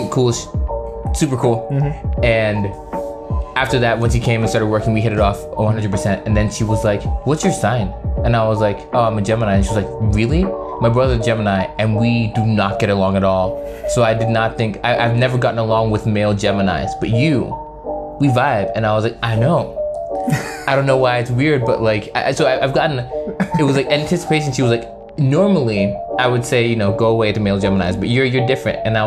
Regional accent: Maryland, United States; also born or lived in New York; Born in New York, raised in Maryland.

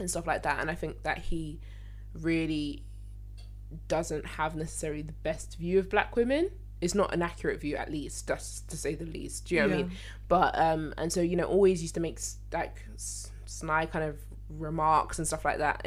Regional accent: London, United Kingdom; I'm from Lewisham. That's where I'm from

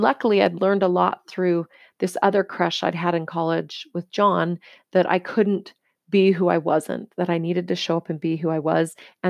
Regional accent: United States; because in the culture I was raised in the United States and where I lived and the environment I grew up in, it was all about the thinner, the better.

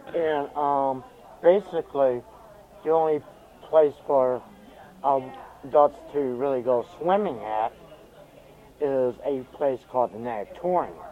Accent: Washington, District of Columbia, United States; moved away; also born or lived in Virginia; I was born in Washington D.C.

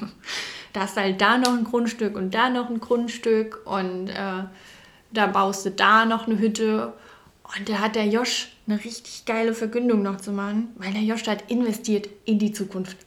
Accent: a village in Hesse, Germany; also born or lived in Frankfurt; ich bin in Frankfurt geboren und äh, wir sind auch tatsächlich nur aufs Dorf gezogen

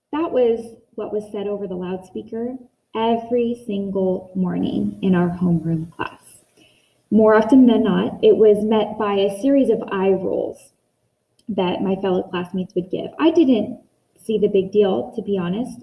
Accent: Northern California, United States; Growing up in Northern California

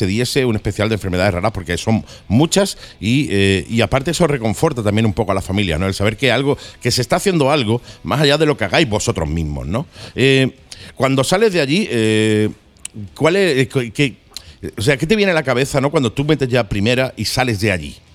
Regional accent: Santander, Cantabria, Spain; No, de Santander.

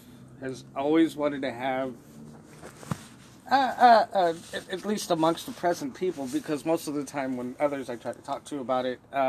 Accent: California, United States; moved away; My hometown was considered small for California.

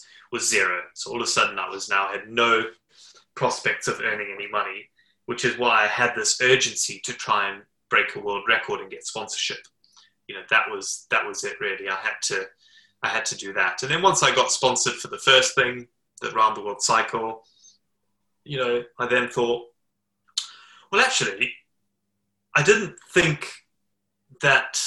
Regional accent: Zimbabwe; now in United Kingdom; I was born in Zimbabwe

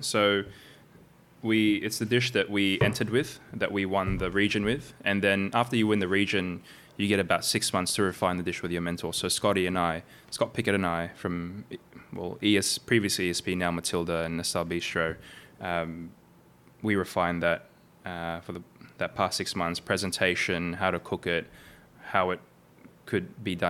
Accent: New Zealand; born or raised there; also born or lived in Philippines / Sydney, Australia

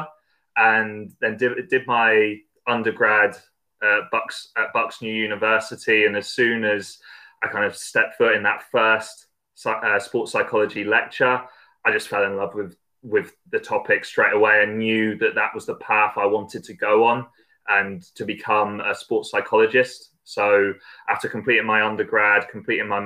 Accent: Devon, South West England, United Kingdom; I grew up down in the Southwest in Devon

